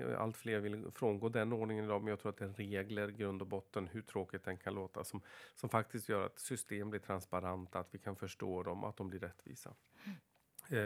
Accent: Floda, Dalarna County, Sweden

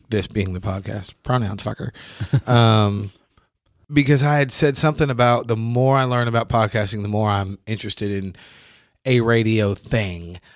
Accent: New York, United States; moved away as an adult; now in Kentucky, United States; I'm from New York

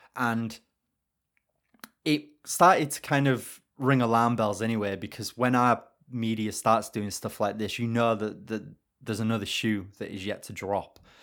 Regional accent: United Kingdom; I'm British

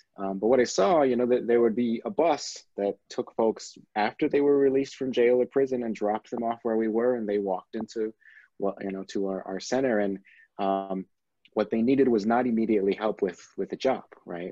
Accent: San Antonio, Texas, United States; moved away as an adult; now in Michigan, United States; I'm originally from Texas. My mother was born in Mexico. Most of my family is either in Mexico or in Texas or now in Michigan. Um, so I have experience living in a largely Latino community in the South uh, for my first 18 years of my life

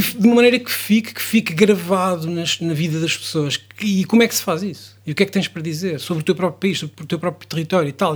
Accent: Praia da Barra, Aveiro District, Portugal; Barra é de onde eu sou

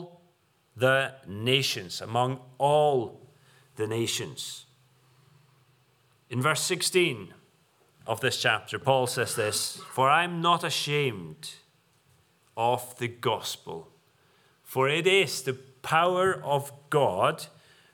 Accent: Faroe Islands; now in United Kingdom; the far-flung islands of the Faroes, where I'm from

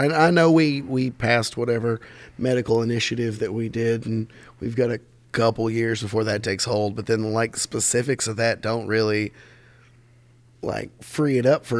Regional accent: Berea, Kentucky, United States; growing up in Berea

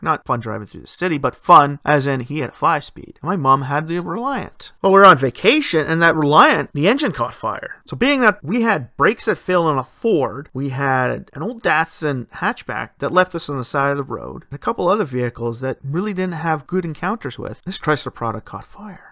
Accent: Ontario, Canada; my home country here

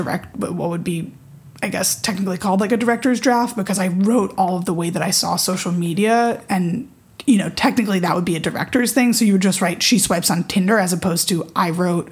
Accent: New York, United States; I grew up in New York

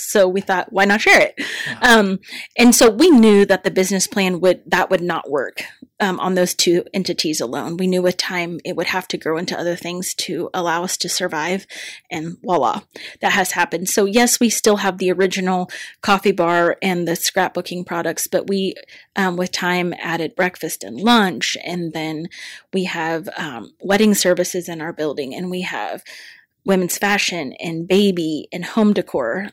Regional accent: Sterling, Kansas, United States; now in Larned, United States; I grew up in Sterling, Kansas

